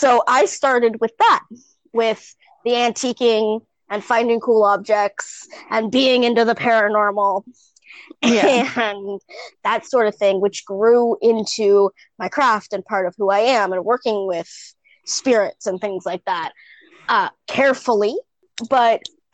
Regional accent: Canada; also born or lived in Toronto / United States; I moved to the States when I was 4, and anywhere from 4 to the age of 9 is when I was in the States. And then we moved back to Canada.

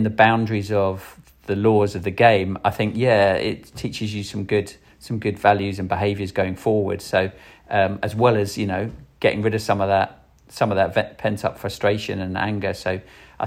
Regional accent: London, United Kingdom; growing up in South London

